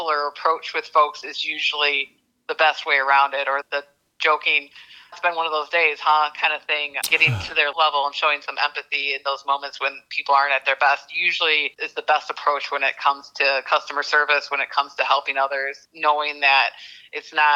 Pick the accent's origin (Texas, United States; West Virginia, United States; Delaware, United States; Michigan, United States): Michigan, United States; Battle Creek; moved away as an adult; also born or lived in East Lansing, Michigan; I was born and raised in Battle Creek, Michigan, Serial City